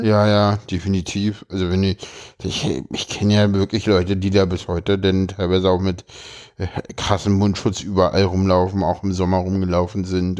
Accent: Berlin, Germany; ich komme aus dem Osten

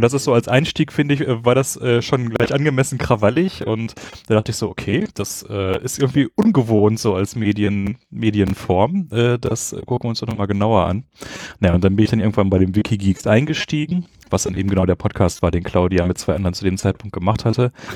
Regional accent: Bochum, North Rhine-Westphalia, Germany; moved away as an adult; also born or lived in Essen / Göttingen; now in Berlin, Germany; geboren bin ich aus Essen, nein, in Essen und dann bin ich eigentlich aus Bochum von der Sozialisation her und dann studiert in Göttingen und jetzt in Berlin

